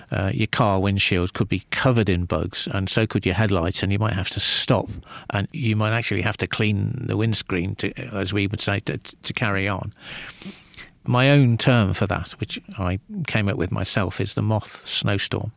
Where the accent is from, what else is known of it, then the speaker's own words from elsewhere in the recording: Liverpool, North West England, United Kingdom; I grew up in the northwest of England